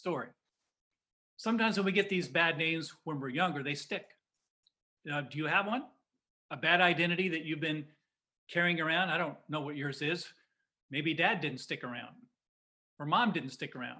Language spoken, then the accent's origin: English; Indiana, United States; a kid growing up in Indiana